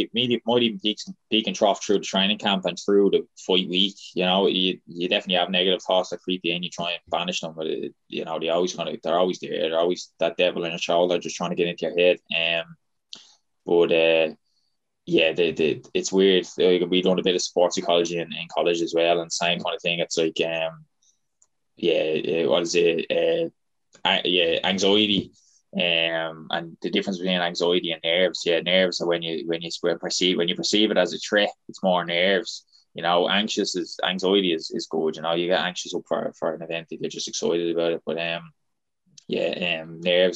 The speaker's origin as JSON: {"language": "English", "country": "Ireland", "said": "we're from Ireland"}